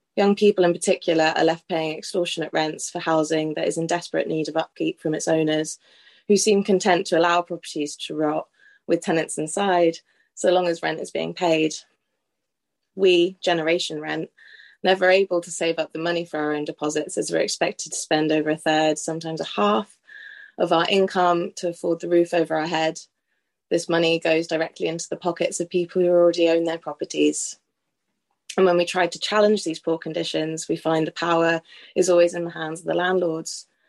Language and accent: English; Norwich, East of England, United Kingdom; I'm from Norwich